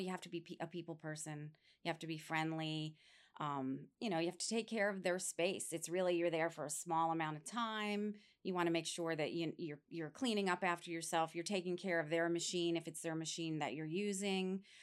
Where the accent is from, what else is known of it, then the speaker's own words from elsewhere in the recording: New York, United States; moved away as an adult; now in Florida, United States; I grew up in New York State, and after I graduated high school, I came down here to Florida